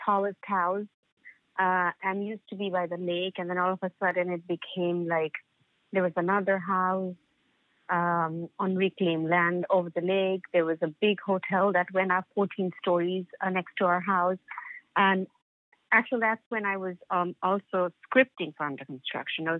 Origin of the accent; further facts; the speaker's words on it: Dhaka, Dhaka Division, Bangladesh; moved away as an adult; growing up in Dhaka